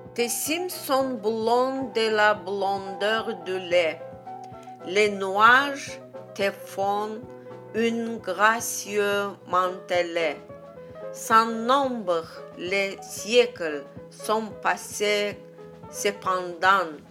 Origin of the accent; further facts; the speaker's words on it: Azerbaijan; French is a second language; now in France; je viens d'Azerbaïdjan